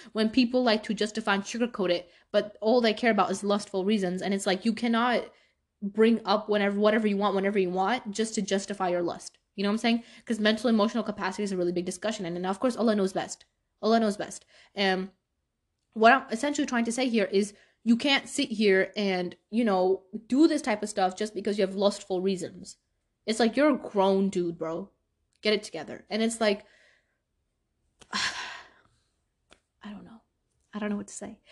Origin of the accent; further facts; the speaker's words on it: New York City, New York, United States; moved away; I grew up in Brooklyn, New York, and I moved a while ago